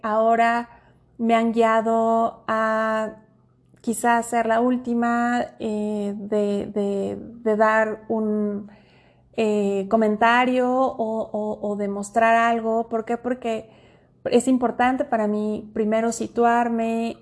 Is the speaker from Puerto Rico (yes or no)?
no; Mexico; en mi país, eh, que es México